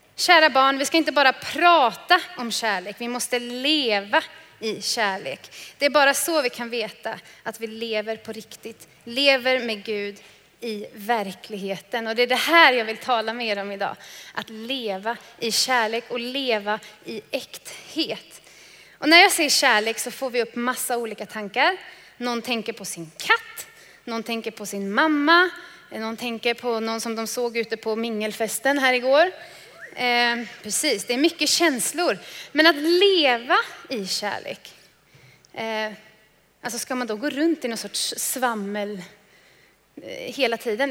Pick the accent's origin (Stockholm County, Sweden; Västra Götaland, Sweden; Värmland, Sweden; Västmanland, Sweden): Västra Götaland, Sweden; Trollhättan; Jag kommer från Trollhättan